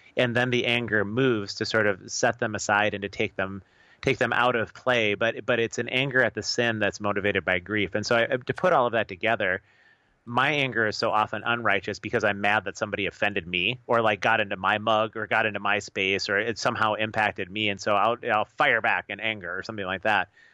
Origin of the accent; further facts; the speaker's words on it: United States; as American believers